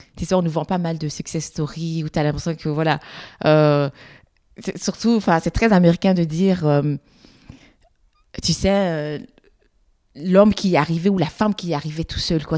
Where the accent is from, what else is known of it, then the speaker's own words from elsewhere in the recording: Brussels, Brussels-Capital Region, Belgium; Je suis belge, je suis bruxellois